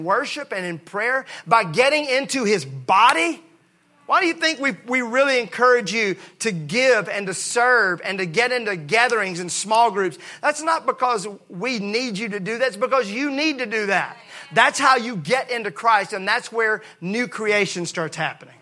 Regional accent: Mississippi, United States; I grew up in Mississippi where we use Bondo a lot.

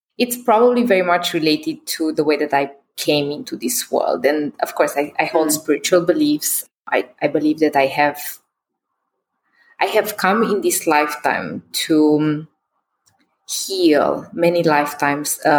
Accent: Romania; I was born in Christian Romania

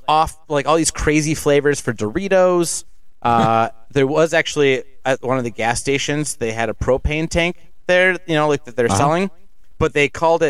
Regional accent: Cleveland, Ohio, United States; And we're like, oh, Cleveland, Ohio.

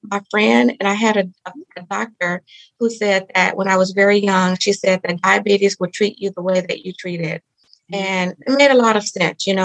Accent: Mississippi, United States; I grew up in Mississippi. So I am, I like to say, a Southern girl

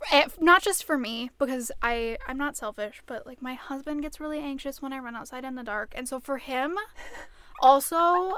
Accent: Minnesota, United States; I think it's part of that as a Minnesotan and as a runner, when it starts to get lighter in the morning, you're like, yes, it's finally becoming summer.

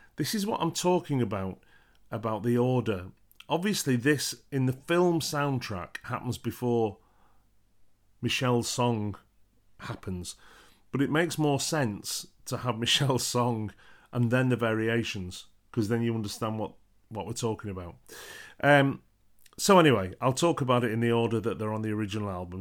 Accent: United Kingdom; being British

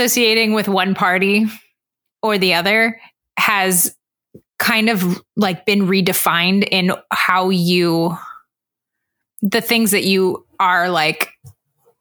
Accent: Orange County, Southern California, United States; I was raised in Orange County, which is a pretty much Republican. Yeah, it's a conservative area of Southern California

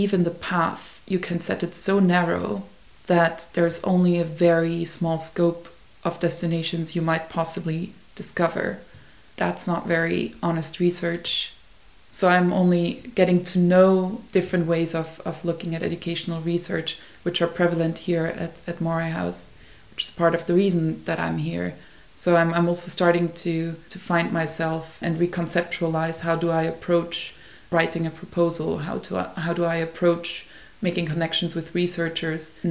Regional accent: Vienna, Austria; moved away; I grew up in Vienna, where you don't even say hi to your neighbor when you walk past

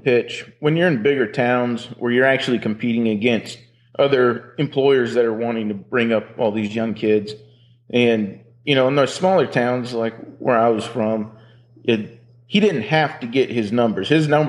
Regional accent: Berryville, Arkansas, United States; moved away as an adult; I am actually from Berryville, Arkansas.

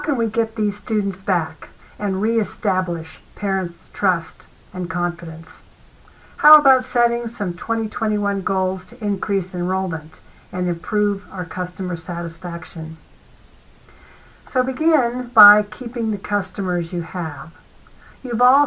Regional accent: Arizona, United States; my home state of Arizona

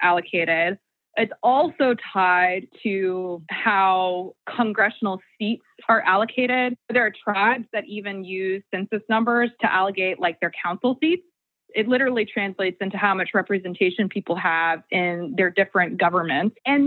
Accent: Joplin, Missouri, United States; now in Tahlequah, United States; I grew up in Joplin. I live in Tahlequah, Oklahoma now

